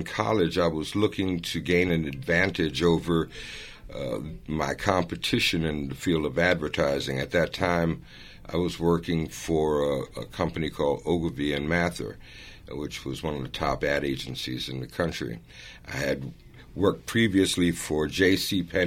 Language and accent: English; New York City, New York, United States; also born or lived in Florence, Italy; I grew up in Harlem in the South Bronx